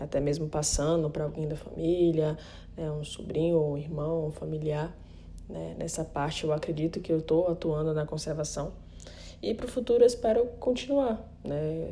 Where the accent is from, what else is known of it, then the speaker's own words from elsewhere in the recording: Recife, Pernambuco, Brazil; now in Fernando de Noronha, Brazil; nasci em Recife, mas moro em Fernandes de Noronha